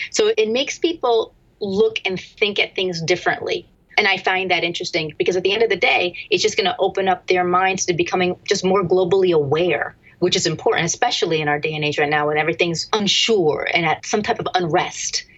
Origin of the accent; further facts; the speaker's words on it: Easton, Pennsylvania, United States; I was born and raised in Easton, Pennsylvania